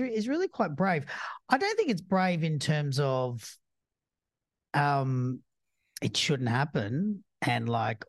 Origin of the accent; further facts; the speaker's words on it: Australia; I'm Australian